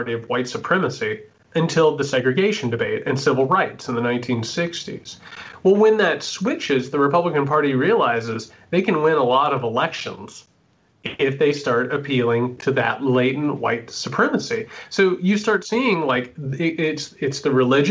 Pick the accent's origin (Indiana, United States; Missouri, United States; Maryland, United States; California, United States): Indiana, United States; I grew up in Indiana, right? Like as Midwestern as it gets